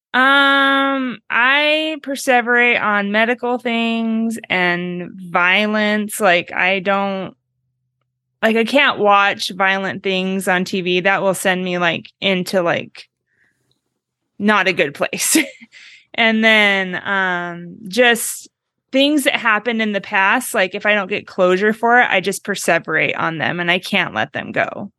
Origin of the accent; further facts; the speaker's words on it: Oregon, United States; now in Meridian, United States; I'm from Oregon, but I live five, I grew up five miles from the Idaho border